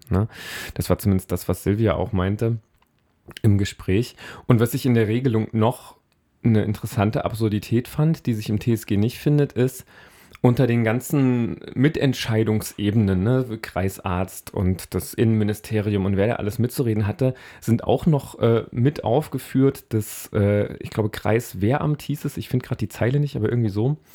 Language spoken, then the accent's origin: German; Weimar, Thuringia, Germany; ich bin neunzehnhundertneunundachtzig in Weimar geboren.